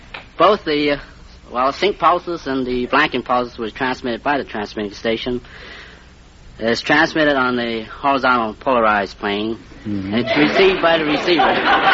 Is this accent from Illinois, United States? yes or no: yes; Rock Island, Illinois, United States; I'm from Rock Island, Illinois.